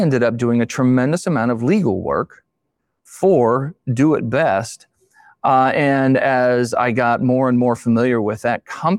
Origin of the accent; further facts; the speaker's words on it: Steubenville, Ohio, United States; now in Indiana, United States; But Steubenville, Ohio, is where I was born and raised.